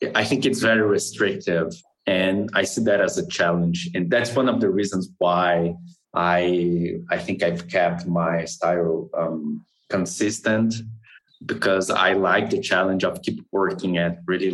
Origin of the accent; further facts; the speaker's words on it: Brazil; I'm from Brazil.